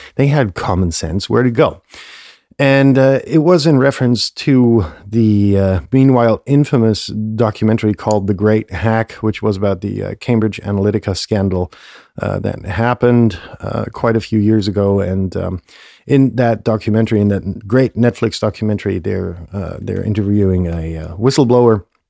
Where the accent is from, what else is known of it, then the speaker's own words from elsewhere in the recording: Germany; moved away; close to my hometown